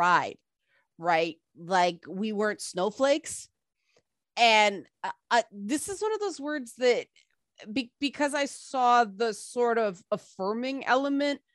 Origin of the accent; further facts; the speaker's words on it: Toronto, Ontario, Canada; I grew up in the Jane Finch area of Toronto